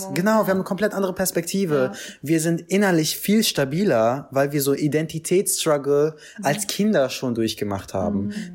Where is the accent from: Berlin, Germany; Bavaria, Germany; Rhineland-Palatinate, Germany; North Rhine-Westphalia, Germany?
Berlin, Germany; ich bin in Kreuzberg aufgewachsen